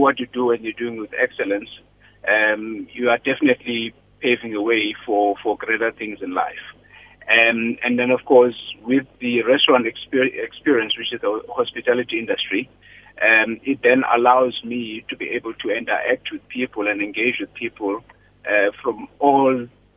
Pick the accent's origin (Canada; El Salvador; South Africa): South Africa; Grahamstown, Eastern Cape; moved away as an adult; I was born and bred in the Eastern Cape in a farm near Grahamstown.